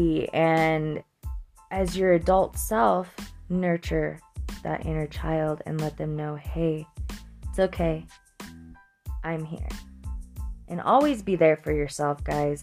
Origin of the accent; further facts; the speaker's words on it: Florence, Colorado, United States; Florence, Colorado, my hometown, down the street from my grandmother's house and down the street from where I grew up.